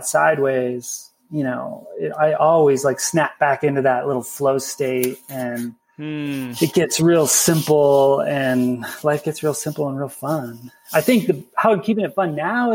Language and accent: English; Midwest, United States; a little Grom growing up in the Midwest, skiing after school